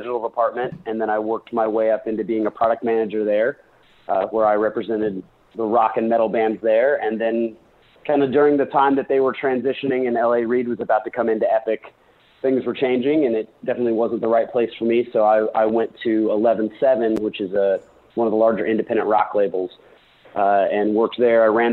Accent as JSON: {"language": "English", "region": "Indiana", "country": "United States", "tie": "born or raised there", "moved": "as an adult", "lives_now": "New York, United States", "said": "I grew up in Indiana"}